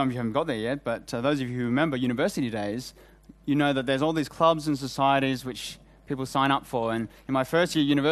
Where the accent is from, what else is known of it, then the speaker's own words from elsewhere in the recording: Australia; accent: Australian; moved away; I'm Australian, as you can hear by my accent